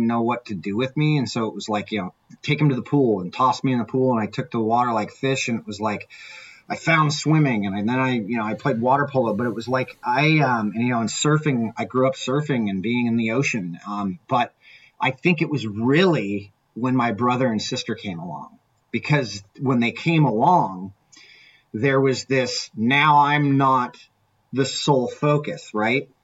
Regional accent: Orange County, California, United States; I grew up in Orange County in the 80s

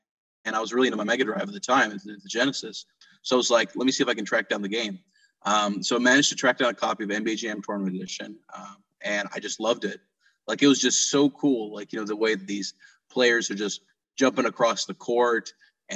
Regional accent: Karachi, Sindh, Pakistan; moved away; I grew up over in Karachi, Pakistan

